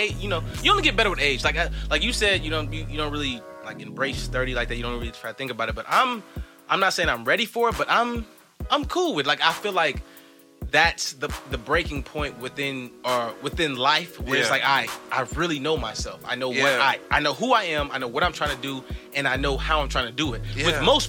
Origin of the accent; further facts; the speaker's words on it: Compton, California, United States; Nigga, run up on me. I'm from Compton.